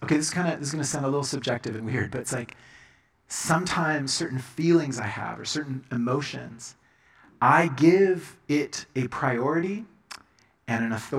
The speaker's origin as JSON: {"language": "English", "country": "Colombia", "tie": "born or raised there", "said": "I was growing up in Colombia. And my parents were missionaries, and this was my baptism."}